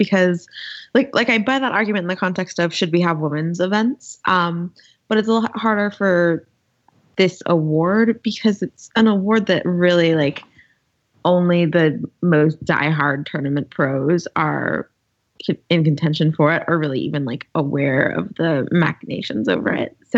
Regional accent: Arizona, United States; moved away as an adult; also born or lived in Connecticut; I'm from Arizona. I went to college out there

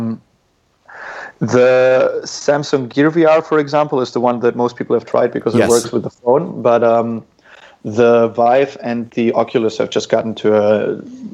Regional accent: Dortmund, North Rhine-Westphalia, Germany; moved away as an adult; also born or lived in St. Petersburg, Russia / Munich, Germany; I grew up in Germany, therefore, in Western Germany, which is just in a medium-sized to big-sized city called Dortmund.

